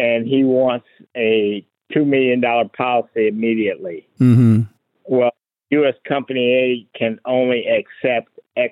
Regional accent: Fort Wayne, Indiana, United States; moved away as an adult; I'm from Fort Wayne, Indiana, and my hometown

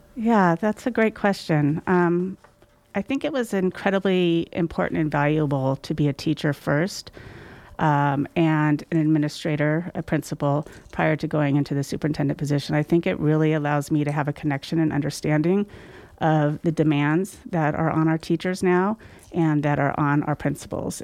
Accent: Sacramento, California, United States; moved away as an adult; also born or lived in South Orange County / Grass Valley; I do have fond memories growing up in the Sacramento area. I lived in Sacramento for about approximately twenty-seven years

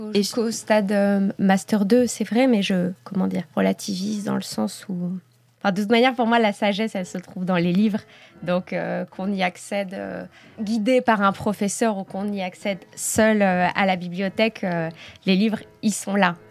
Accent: France; moved away as an adult; now in Belgium; en tant que Française qui arrive en Belgique

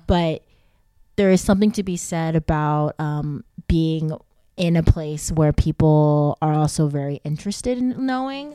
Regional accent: Texas, United States; moved away; I was born in Texas

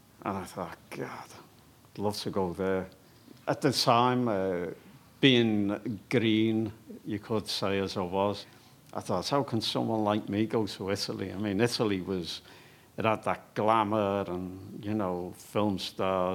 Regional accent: Liverpool, North West England, United Kingdom; I was born in Liverpool, 1958, on the Dock Road.

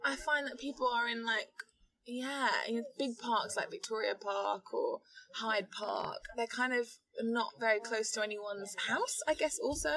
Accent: Ghana; also born or lived in London; when I was nine, we moved to Ghana, where my father is from

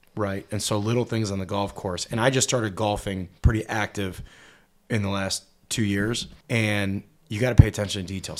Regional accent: Cleveland, Ohio, United States; moved away as an adult; also born or lived in Dallas, Texas; born and raised in Cleveland, Ohio

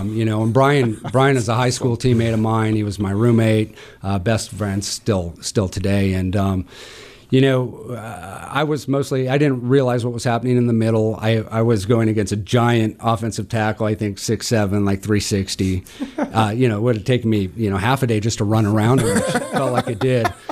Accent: Butte, Montana, United States; also born or lived in Great Falls, Montana / Helena, Montana; now in Missoula, United States; I grew up in Butte

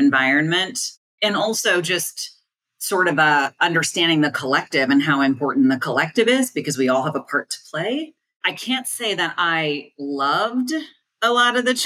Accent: Columbia, Missouri, United States; I'm from Missouri originally. I grew up on a farm outside of Columbia, Missouri

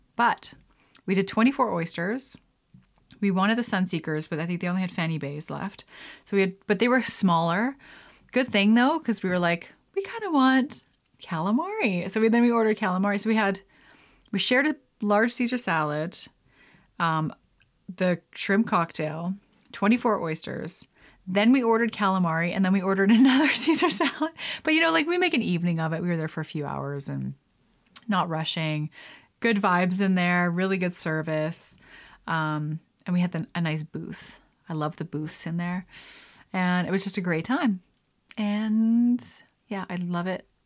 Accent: Canada; being a Canadian

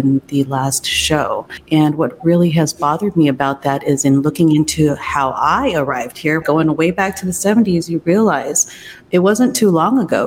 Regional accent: United States; also born or lived in Taiwan; I came here actually to the U.S. when I was just 2 years old.

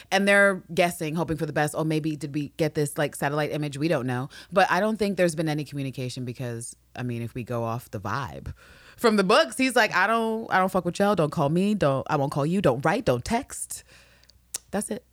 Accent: New York, United States; I'm a New Yorker

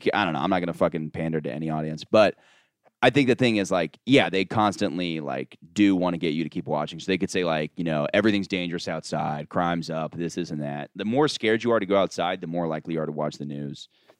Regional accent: Florida, United States; moved away; I'm from Florida

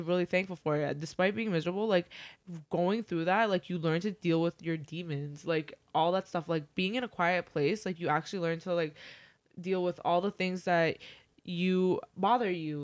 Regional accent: Toronto, Ontario, Canada; now in Mississauga, Canada; I grew up mostly in Toronto

